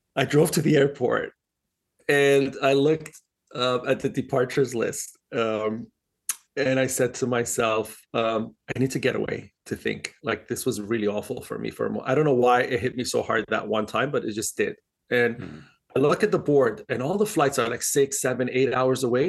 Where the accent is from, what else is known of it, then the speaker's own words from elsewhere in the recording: Dubai, United Arab Emirates; moved away; also born or lived in Switzerland; I was born in Dubai, and I grew up uh, partially in Dubai and Switzerland in, in school